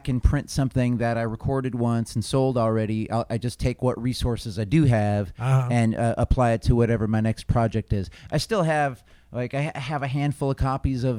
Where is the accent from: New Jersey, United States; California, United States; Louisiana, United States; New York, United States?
New York, United States; Buffalo; now in Boston, United States; I grew up in Buffalo, New York